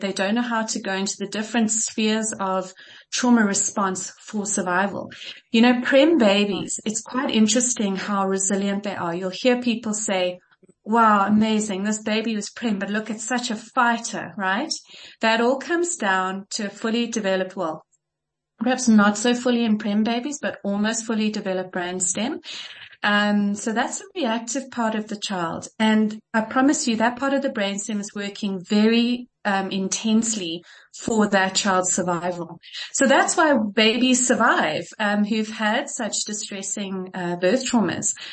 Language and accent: English; Kitwe, Copperbelt Province, Zambia; I was born in Zambia in Kitwe